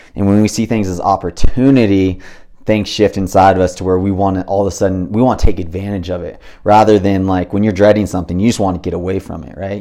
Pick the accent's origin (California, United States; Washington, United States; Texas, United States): California, United States; Big Bear Lake; I grew up in Big Bear Lake, little tiny, you know, resort town with nine thousand people in it